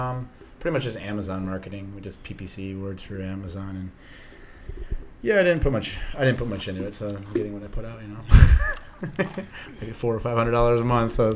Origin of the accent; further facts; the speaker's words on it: Detroit, Michigan, United States; I'm from Detroit.